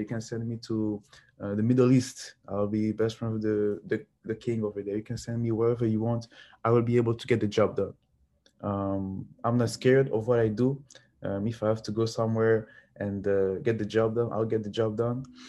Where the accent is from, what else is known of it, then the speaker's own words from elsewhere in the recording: Lubumbashi, Haut-Katanga, DR Congo; moved away; I am from Lubumbashi, which is a big mining town in the Democratic Republic of the Congo